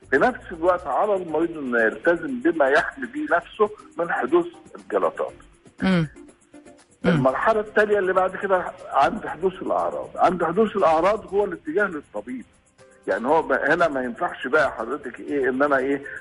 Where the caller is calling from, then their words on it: Dammam, Eastern Province, Saudi Arabia; من السعودية الدمام